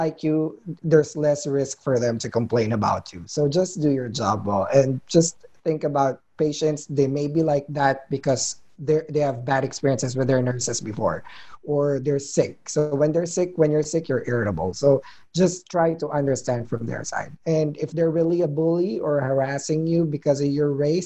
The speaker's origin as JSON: {"language": "English", "country": "Philippines", "moved": "as an adult", "lives_now": "United States", "said": "I'm a Filipino."}